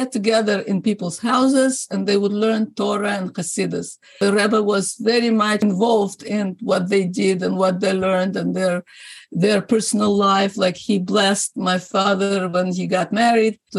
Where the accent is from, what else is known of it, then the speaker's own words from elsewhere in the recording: Rostov-on-Don, Rostov Oblast, Russia; English is a second language; also born or lived in Siberia; now in Montreal, Canada; I was born in Siberia, but then as a toddler, I moved to Rostov and lived most of our life in Russia, in Rostov, and then moved to Canada, and that's already Montreal for the last 50 years